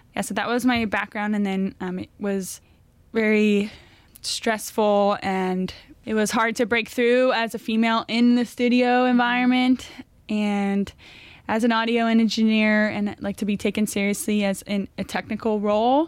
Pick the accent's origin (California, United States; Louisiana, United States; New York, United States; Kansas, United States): California, United States; Thousand Oaks; moved away; also born or lived in Los Angeles; I was originally born out here up north, but was raised mainly in Thousand Oaks.